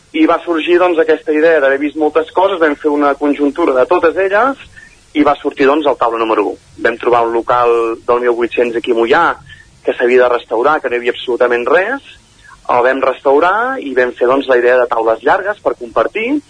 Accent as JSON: {"language": "Catalan", "area": "Caldes de Montbui", "region": "Catalonia", "country": "Spain", "tie": "born or raised there", "also_born_or_lived": "Manresa", "said": "vaig néixer a Manresa, però he viscut tota la vida a Caldés"}